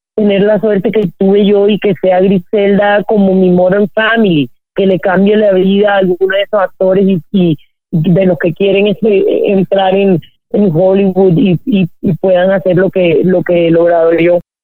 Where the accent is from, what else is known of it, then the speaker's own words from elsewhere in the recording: Colombia; yo crecí en Colombia en esa época